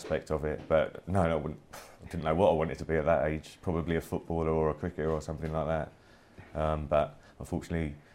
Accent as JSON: {"language": "English", "region": "London", "country": "United Kingdom", "tie": "born or raised there", "said": "I've lived in South London all my life. My parents both Irish, so I consider myself Irish as well"}